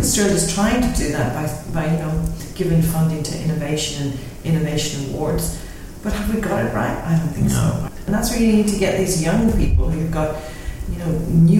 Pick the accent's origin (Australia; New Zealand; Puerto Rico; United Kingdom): United Kingdom; Northern Ireland; the secret of growing up in Northern Ireland is not to get involved in any related things whatsoever.